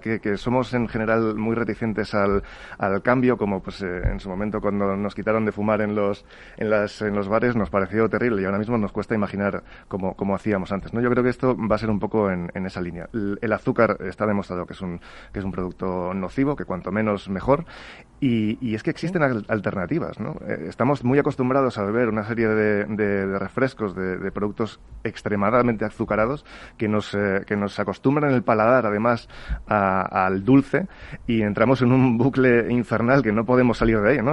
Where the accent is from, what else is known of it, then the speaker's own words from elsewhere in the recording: Spain; en España somos muy saludables o muy poco saludables